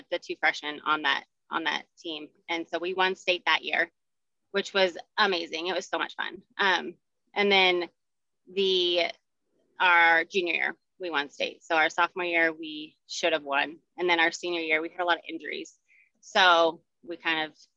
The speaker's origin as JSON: {"language": "English", "town": "Highlands Ranch", "region": "Colorado", "country": "United States", "tie": "born or raised there", "said": "I was born and raised here in Colorado. I grew up in Highlands Ranch"}